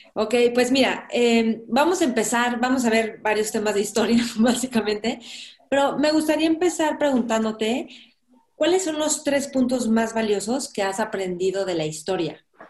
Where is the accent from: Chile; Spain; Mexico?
Mexico; como mexicanos